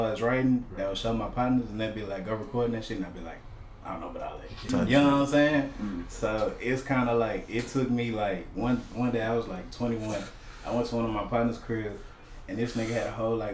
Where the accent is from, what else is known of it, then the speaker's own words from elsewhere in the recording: Missouri City, Texas, United States; I'm from Hunters Glen Folk.